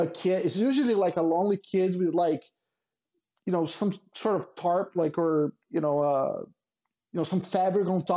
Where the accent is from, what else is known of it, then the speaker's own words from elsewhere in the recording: Brazil; now in United States; growing up in Brazil